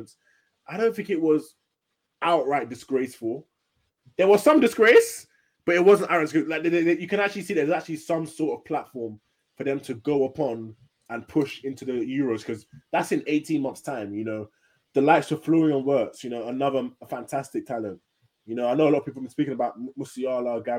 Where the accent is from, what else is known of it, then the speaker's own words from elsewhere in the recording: Nigeria; I'm Nigerian.